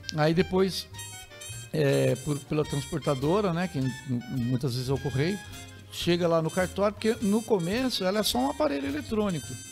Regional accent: Tremembé, São Paulo, Brazil; eu sou de, de Tremembé, ah. é ao lado de Taubaté, é, fui, né, minha infância passei por lá

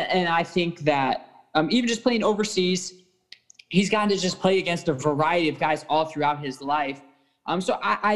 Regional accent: Cleveland, Ohio, United States; We're all from Cleveland

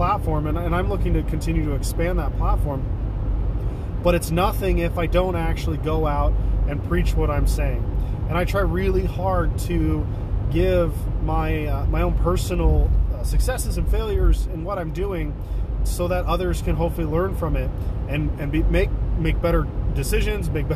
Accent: Washington, United States; also born or lived in Ohio / Olympia, Washington; I love living here. I've lived here 98% of my life

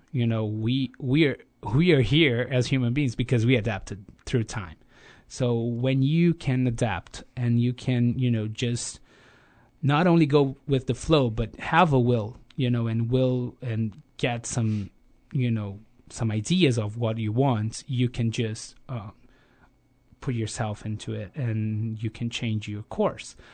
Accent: Rio de Janeiro, Brazil; I grew up in Rio

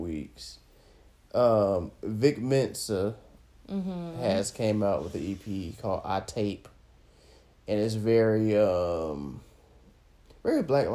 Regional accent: Florida, United States; I'm from the South

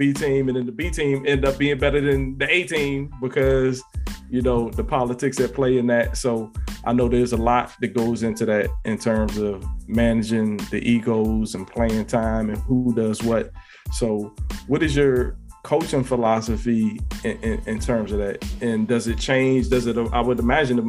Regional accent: Prince George's County, Maryland, United States; also born or lived in Riverdale, Maryland / Mitchellville, Maryland; We moved from Riverdale to Mitchellville, but we played in Bowie, which is where I am now.

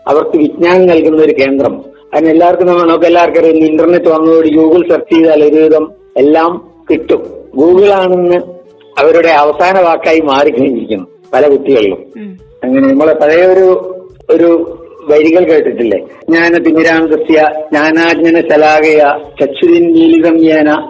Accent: Kaniyambetta, Kerala, India; എന്റെ സ്വദേശം വയനാട് കണിയമ്പറ്റ പഞ്ചായത്തിൽ താഴേക്കരണി എന്ന സ്ഥലത്താണ്

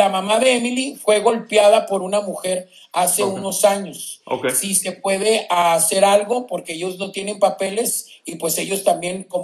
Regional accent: Guatemala; si yo tengo dos deportaciones, soy guatemalteco

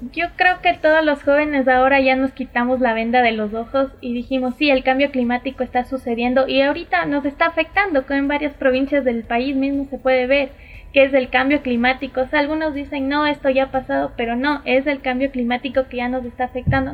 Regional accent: Latacunga, Cotopaxi, Ecuador; yo nací en La Tacunga, tengo raíces indígenas por parte de mi mami

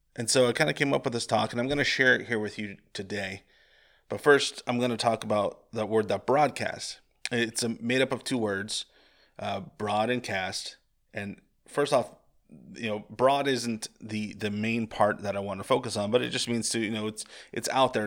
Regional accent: Central Valley of California, United States; growing up in the Central Valley of California

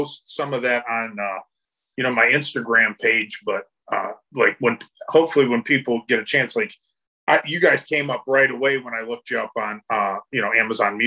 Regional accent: Midwest, United States; I'm from the Midwest

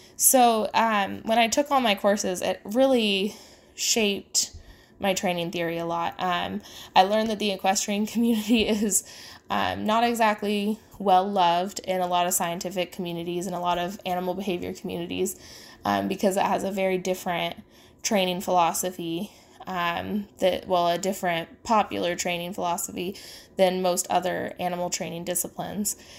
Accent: the Midwest of the United States, United States; I grew up in the Midwest of the United States

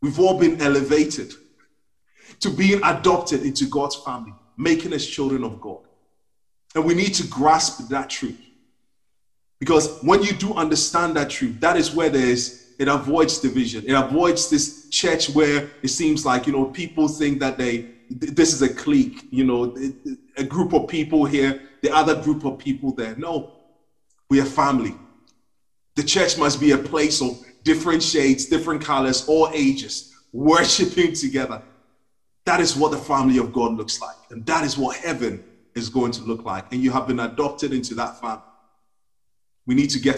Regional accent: Ghana; now in United Kingdom; when I was growing up in Ghana

